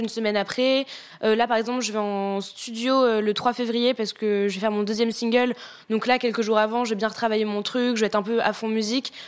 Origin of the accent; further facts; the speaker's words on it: Tours, Centre-Val de Loire, France; moved away; J'ai fait, euh, une école de chant à Tours, parce qu'à la base, du coup, je viens de Tours